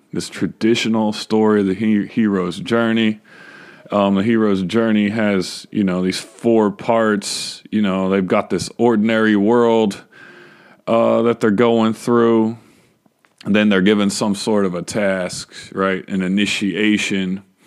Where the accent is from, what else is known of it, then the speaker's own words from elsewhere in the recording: Texas, United States; I was born and raised in Texas.